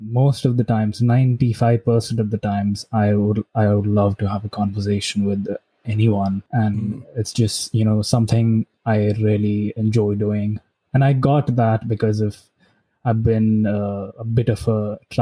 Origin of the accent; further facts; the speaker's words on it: Gurgaon, Haryana, India; also born or lived in Delhi; I lived in Delhi for just 3 months when I was born. And then we shifted to Haryana, Gurgaon.